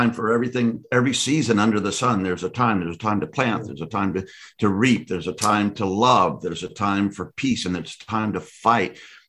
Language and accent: English; United States; as American